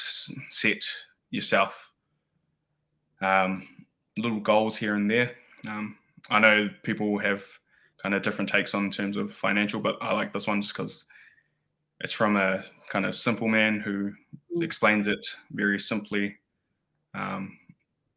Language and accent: English; New Zealand; now in Wellington, New Zealand; being that first New Zealand born kind of generation